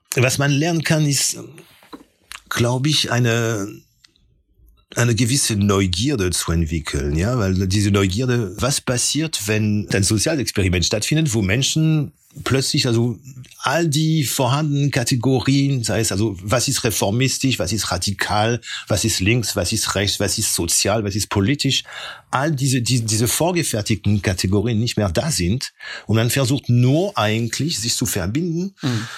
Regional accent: near Rouen, Normandy, France; German is a second language; also born or lived in Corsica (family origin); now in Germany; bin ich in, der Normandie, in der Nähe von Rouen aufgewachsen

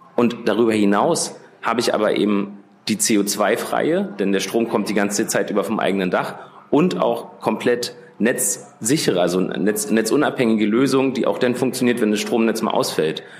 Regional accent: Berlin, Germany; Ich bin geboren und aufgewachsen in Berlin

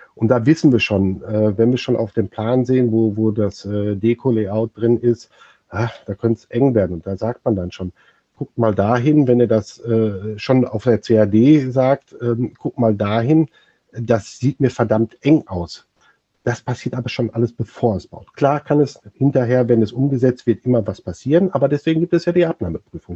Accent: near Dortmund, North Rhine-Westphalia, Germany; Ich bin äh, aus der Nähe von Dortmund geboren

